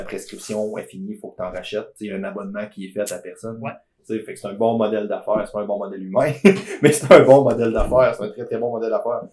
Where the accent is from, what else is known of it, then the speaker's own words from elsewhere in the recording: Beauce, Quebec, Canada; je suis Beauceron